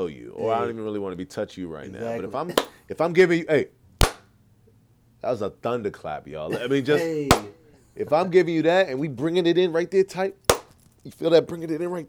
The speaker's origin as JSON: {"language": "English", "country": "Nigeria", "said": "I am a Nigerian"}